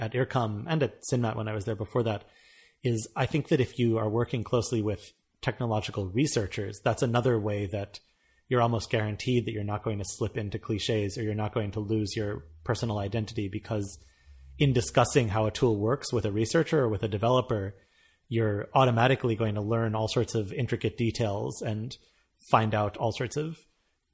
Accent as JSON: {"language": "English", "country": "United States", "moved": "yes", "said": "as an American"}